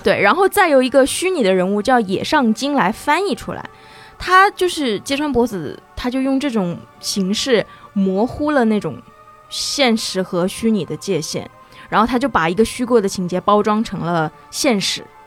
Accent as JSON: {"language": "Chinese", "town": "Nanjing", "region": "Jiangsu", "country": "China", "tie": "born or raised there", "also_born_or_lived": "Shanghai", "said": "我出生在南京"}